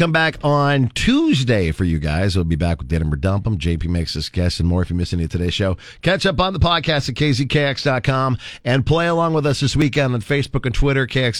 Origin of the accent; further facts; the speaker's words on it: Sprague-Martell area, Nebraska, United States; the Salt Creek Summer Jam in my hometown backyard, basically.